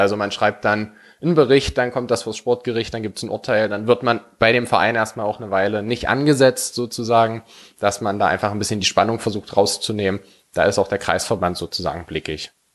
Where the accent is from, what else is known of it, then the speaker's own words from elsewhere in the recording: Werdershausen, Saxony-Anhalt, Germany; also born or lived in Halle; Ich komme hier aus Werdershausen, sozusagen hier gebürti-, gebürtig.